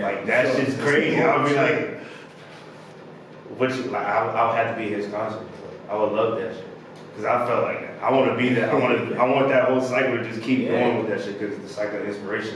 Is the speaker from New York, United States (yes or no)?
no; Chesapeake, Virginia, United States; also born or lived in Richmond / North Carolina / Texas / California; I'm from Chesapeake. Oh, I was born in Richmond. Moved to Chesapeake. Born in Richmond. Moved to North Carolina. Durham. Then moved to Chesapeake. Then moved to Texas. Then moved to Cali. Then moved back to Chesapeake.